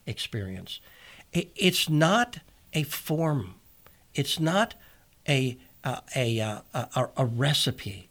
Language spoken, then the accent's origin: English; United States; I'm an American